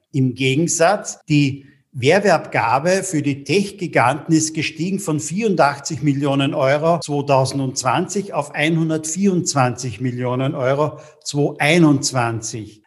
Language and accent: German; Austria; bei uns in Österreich